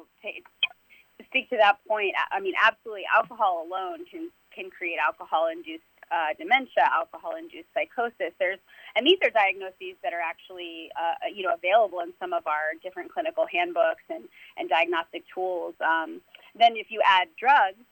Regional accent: Dayton, Ohio, United States; also born or lived in Cincinnati, Ohio; I was born in Cincinnati, but raised in Dayton as well.

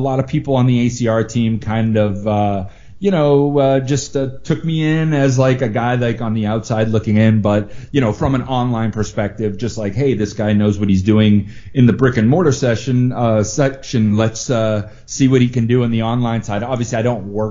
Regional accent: Massachusetts, United States; moved away as an adult; also born or lived in Florida; now in Las Vegas, United States; when I grew up in Massachusetts, I decided to move to Florida in the early 2000s

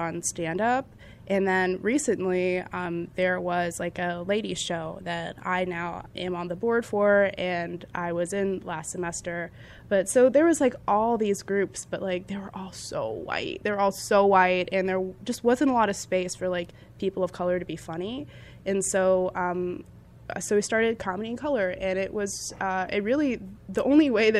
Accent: Northern Virginia, United States; I'm from Northern Virginia

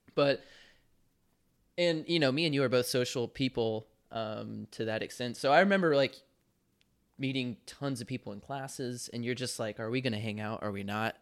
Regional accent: Charlotte, North Carolina, United States; moved away as an adult; also born or lived in Kentucky; my hometown back in Charlotte, North Carolina

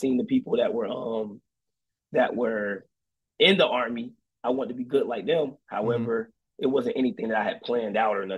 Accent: Fayetteville, North Carolina, United States; moved away as an adult; now in Anderson, Indiana, United States; I am originally from Fayetteville, North Carolina.

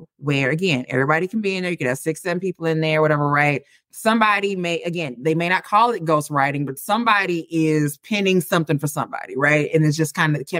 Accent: St. Louis, Missouri, United States; moved away as an adult; now in Dallas, United States; I am from the Midwest, born and raised in St. Louis, lived there for 30-something years before I moved to Texas

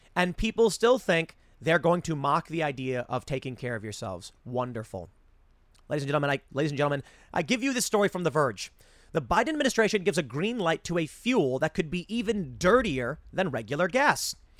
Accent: Chicago, Illinois, United States; I grew up in Chicago where most people were pretty left

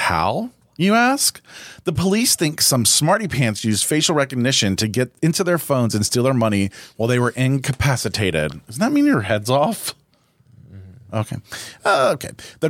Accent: Ohio, United States; We're from Ohio.

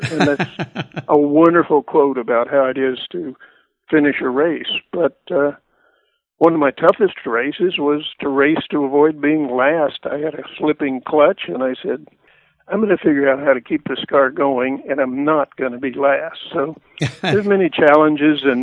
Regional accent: Weatherford, Texas, United States; our farm ranch property back in Weatherford, Texas. So I was enamored with trains growing up

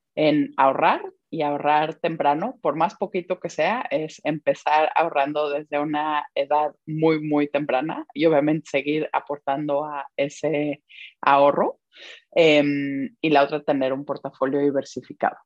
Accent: Mexico; moved away as an adult; also born or lived in Belgium; now in London, United Kingdom; me siento muy mexicana

